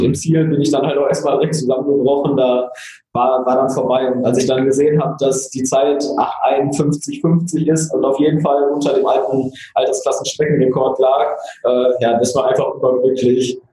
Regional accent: Oberhausen, North Rhine-Westphalia, Germany; bei uns in Oberhausen

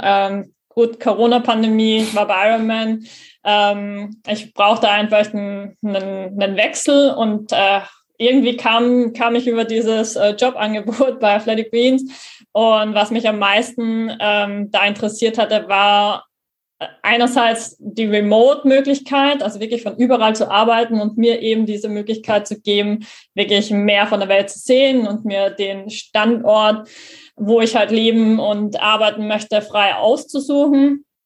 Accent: Graz, Styria, Austria; also born or lived in Hamburg; in meiner Heimatstadt in Graz in Österreich

